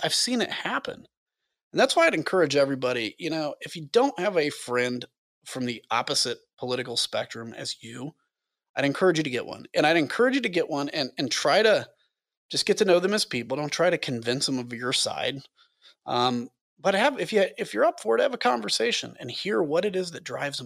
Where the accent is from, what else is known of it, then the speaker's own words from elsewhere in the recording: United States; I was from the United States of America